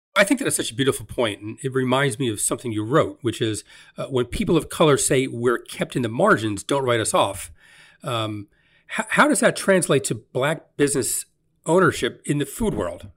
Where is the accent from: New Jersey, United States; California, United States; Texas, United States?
New Jersey, United States; Elizabeth; also born or lived in East Orange, New Jersey; I grew up in Elizabeth, but I, I, I lived in East Orange